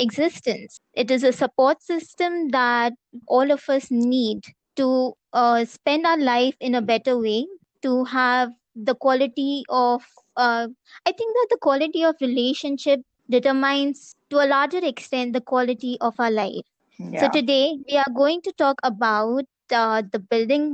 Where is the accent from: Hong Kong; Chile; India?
India